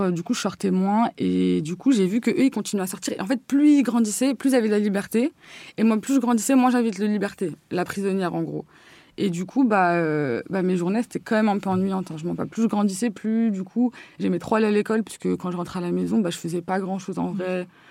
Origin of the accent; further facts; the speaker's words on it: Courbevoie, Île-de-France, France; je viens du 92, du côté de Courbevoie, colombe tout ça